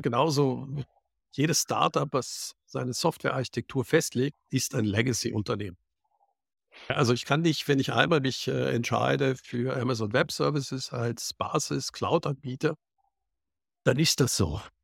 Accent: Cologne, North Rhine-Westphalia, Germany; ich bin in Köln aufgewachsen

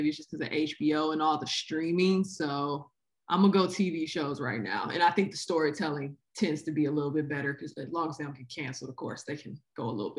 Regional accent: Detroit, Michigan, United States; I grew up in Detroit, as you guys know

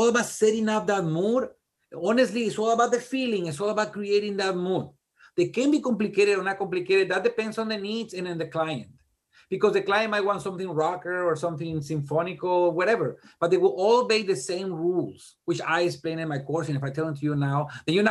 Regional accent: Mexico; English is a second language; moved away as an adult; now in Tennessee, United States; I'm a Mexican, dude. I was this close to just jumping the border. I came to the United States and just, I was a student.

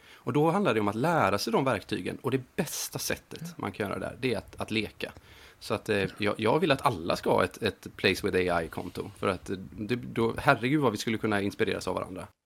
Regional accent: Gothenburg, Västra Götaland, Sweden; moved away as an adult; now in Montreal, Canada; jag är en grabb från Göteborg

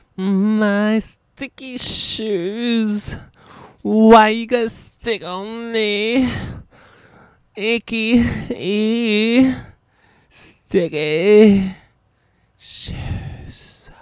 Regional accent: Philippines; I'm Filipino

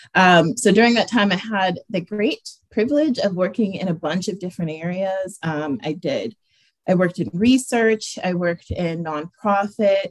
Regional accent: Erie, Pennsylvania, United States; also born or lived in Pittsburgh; I was born and raised here in Erie

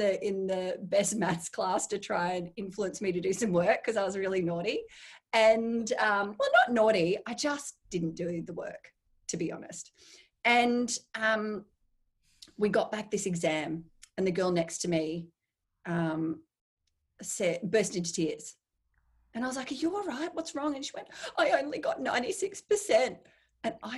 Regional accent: Brisbane, Queensland, Australia; I grew up in Brisbane

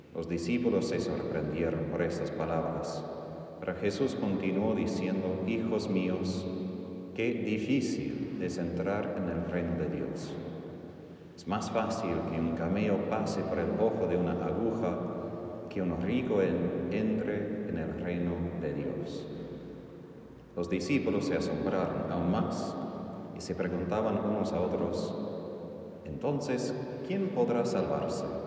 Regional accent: South Texas, United States; Spanish is a second language; moved away as an adult; also born or lived in Philippines; now in Argentina; soy originalmente de Estados Unidos, de Texas del Sur, por eso aprendí español cerca de la frontera de México

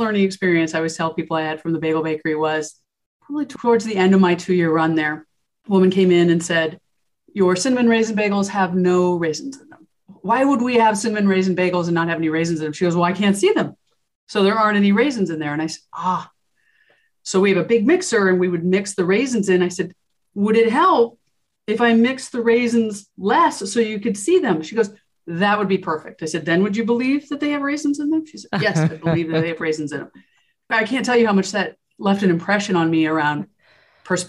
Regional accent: East Coast of the United States, United States; moved away as an adult; also born or lived in Gig Harbor, Washington; now in Seattle, United States; I grew up on the East Coast of the United States, spent my whole life there

